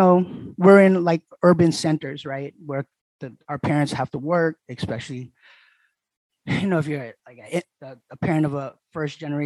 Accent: New York City, New York, United States; moved away as an adult; now in Yokohama, Japan; Born and raised Queens

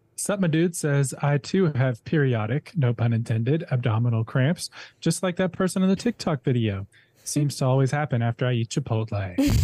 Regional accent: Minnesota, United States; I'm from Minnesota, so there's a bunch of Scandinavians up there

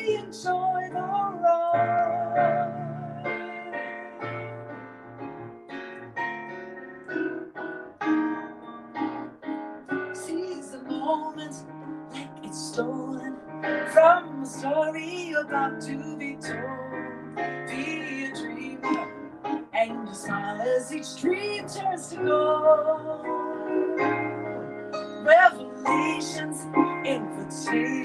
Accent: Toronto, Ontario, Canada; I grew up in Toronto, and in a very musical family

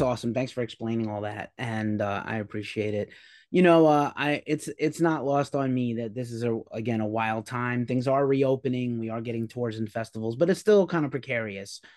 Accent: New York, United States; now in California, United States; I'm from New York originally, so, and I'm, I live in California now

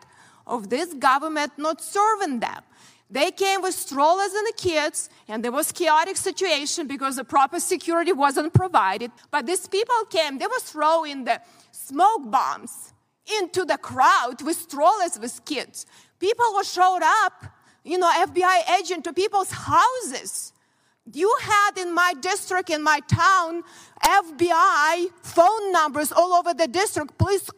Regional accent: Ukraine; born or raised there; moved away as an adult; now in United States

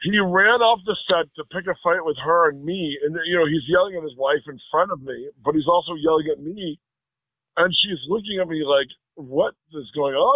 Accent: Detroit, Michigan, United States; I'm from the Midwest. I'm from Detroit

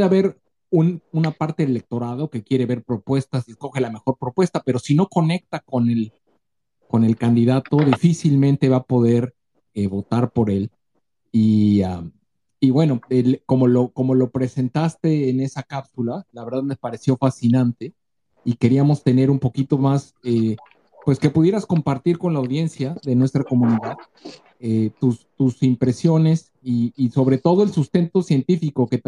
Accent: Mexico; no somos analistas políticos, no somos reporteros, solamente somos mexicanos que estamos preocupados por el devenir de nuestro país.

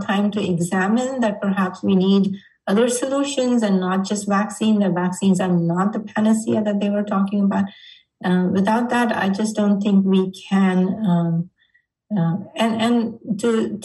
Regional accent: India; now in United States; growing up in India

